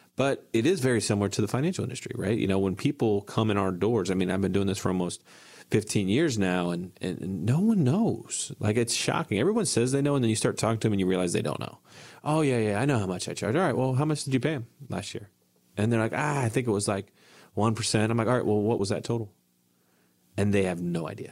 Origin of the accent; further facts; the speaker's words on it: Ohio, United States; where I grew up in Ohio